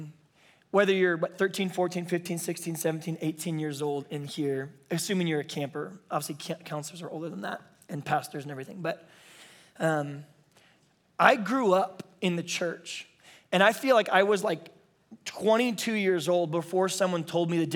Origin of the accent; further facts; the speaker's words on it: Bakersfield, California, United States; also born or lived in San Diego, California; I was raised in Bakersfield, where the cows come from